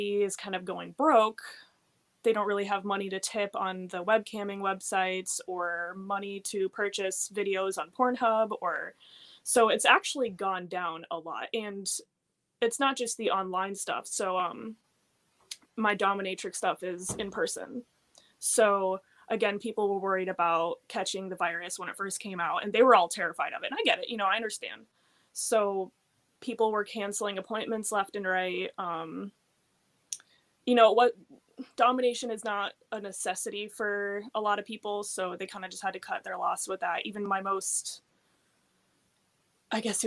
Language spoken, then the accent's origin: English; Florida, United States; also born or lived in Fort Lauderdale, Florida; I grew up in Florida